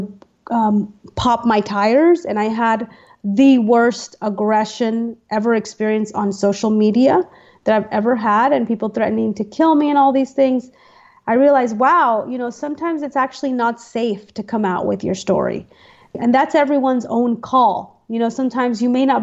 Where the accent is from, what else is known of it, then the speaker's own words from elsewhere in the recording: United States; I was born in the United States, so I am not an immigrant, I'm a citizen, and this is my home